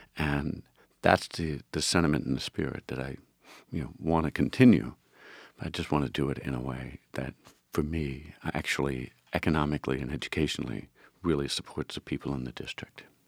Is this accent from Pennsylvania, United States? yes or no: yes; Philadelphia, Pennsylvania, United States; I grew up in the Frankfurt, uh, part of, part of the, the district